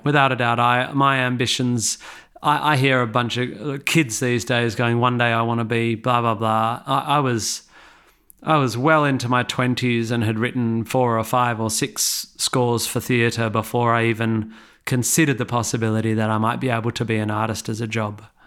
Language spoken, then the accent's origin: English; Perth, Western Australia, Australia; moved away as an adult; now in England; I grew up in Perth